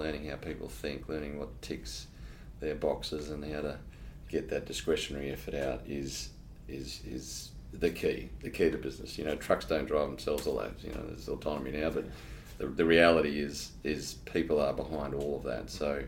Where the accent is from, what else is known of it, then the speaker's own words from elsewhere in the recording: Darwin, Northern Territory, Australia; moved away; also born or lived in Victoria / Brisbane; My early childhood started out in Victoria. We only spent a very short period of time there, and we followed Dad's job. He's a worked for CSIRO, so a lot of our early childhood was in Darwin, Catherine. We lived on research stations.